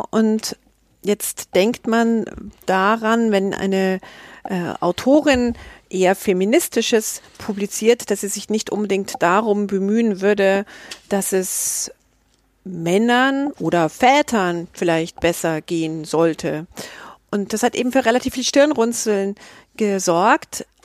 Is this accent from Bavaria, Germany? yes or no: yes; Munich, Bavaria, Germany; born there; Ich bin 1972 in München geboren und ich lebe auch in München.